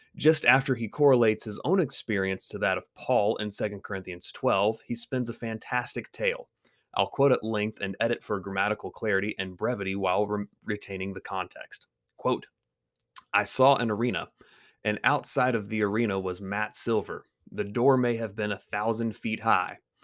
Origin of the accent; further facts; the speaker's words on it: Greenville, South Carolina, United States; my hometown of Greenville, South Carolina